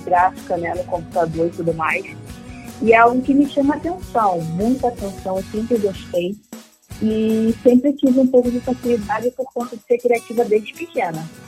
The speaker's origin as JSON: {"language": "Portuguese", "region": "Rio de Janeiro", "country": "Brazil", "said": "sou do Rio de Janeiro"}